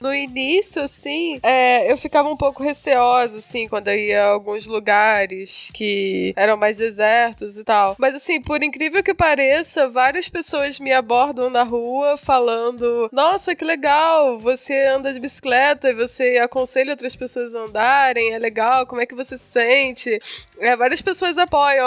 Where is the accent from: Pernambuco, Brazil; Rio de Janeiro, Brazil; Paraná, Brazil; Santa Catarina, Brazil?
Rio de Janeiro, Brazil; now in São Paulo, Brazil; eu sou do Rio